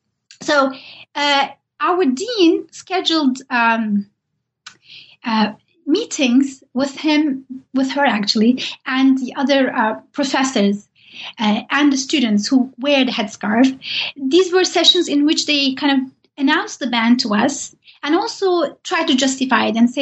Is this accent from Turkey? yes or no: yes; Turkey; Even though I'm from Turkey and Said Nursi has lived there and wrote there, I didn't know much about him.